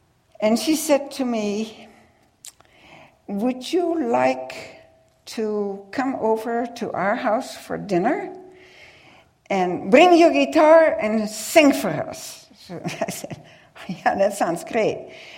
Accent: United States; And I told her, I can't understand him either, and I'm from the United States.

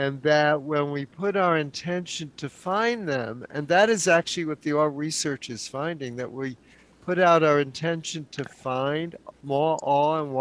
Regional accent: New York City, New York, United States; now in San Francisco, United States; I was born and raised in New York City

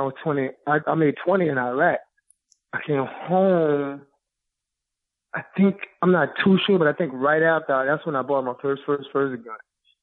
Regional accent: Louisiana, United States; Yep. Born and raised.

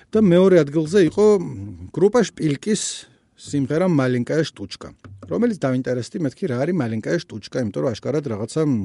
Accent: Georgia; ჩვენნაირებს, ანუ ქართველებს

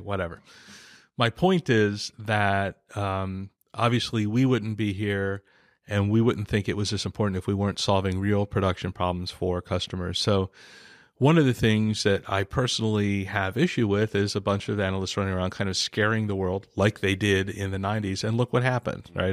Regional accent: San Diego, California, United States; I'm from San Diego

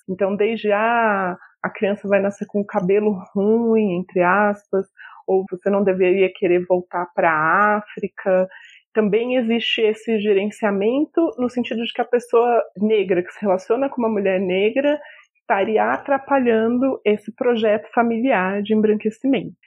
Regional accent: interior of São Paulo, Brazil; now in Brasília, Brazil; Eu cresci no interior de São Paulo, em uma cidade com muitas pessoas brancas

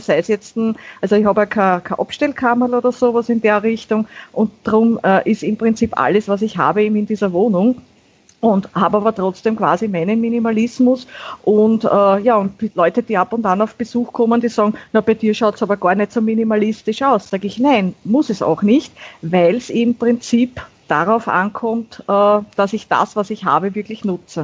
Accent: Vienna, Austria; Ich bin eine Wienerin

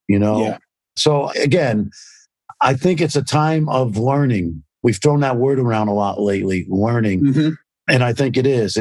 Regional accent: New York City, New York, United States; I grew up in Brooklyn, New York, in a very racially mixed area

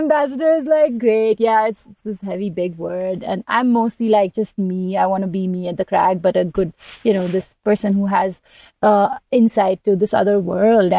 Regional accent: India; I'm coming from India

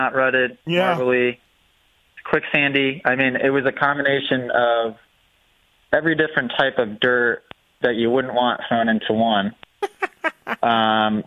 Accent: New England, United States; New England born and raised

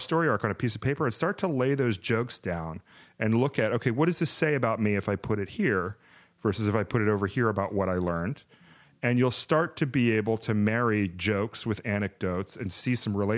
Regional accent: the South, United States; as a Southerner

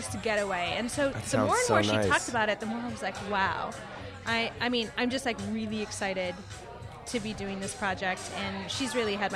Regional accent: Texas, United States; now in New York, United States; Texas, actually, my hometown, where 13 o'clock is based

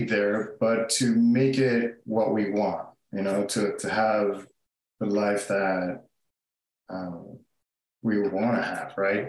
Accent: Puerto Rico; moved away; we're from Puerto Rico, and for the past 5 years, we've been renting our house there. So we will be going back to our house

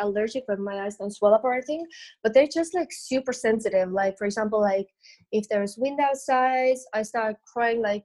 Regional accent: Estonia; moved away as an adult; also born or lived in London; I'm originally from Estonia, which is like a very, very tiny country in Northern Europe

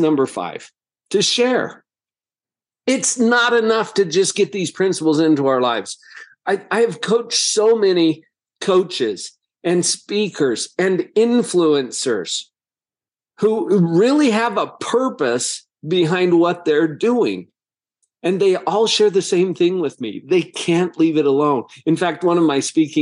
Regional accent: Heber, Utah, United States; growing up in Heber, Utah, a little agricultural town

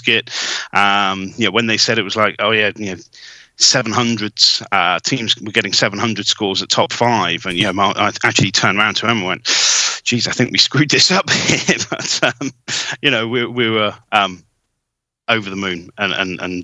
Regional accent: England, United Kingdom; We're English

